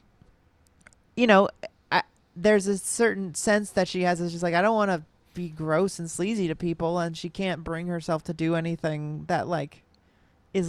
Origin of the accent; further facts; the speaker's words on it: Los Angeles, California, United States; I grew up in Los Angeles